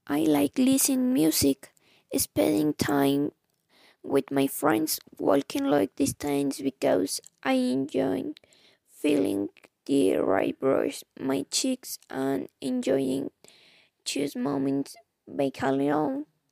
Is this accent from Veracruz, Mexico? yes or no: no; Mexico City, Mexico; English is a second language; I was born and lived all my life in Mexico. My nationality is Mexican, but even though I was born in Mexico City